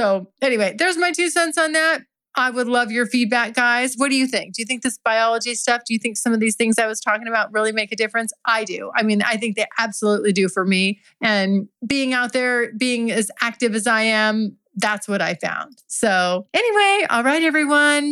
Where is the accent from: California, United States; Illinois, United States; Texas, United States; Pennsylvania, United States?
California, United States; I'm from California. I'm a California girl